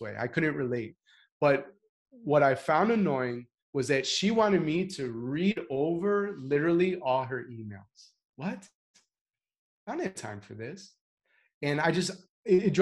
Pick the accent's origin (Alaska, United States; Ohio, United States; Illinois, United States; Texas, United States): Illinois, United States; Chicago; I'm proudly from Chicago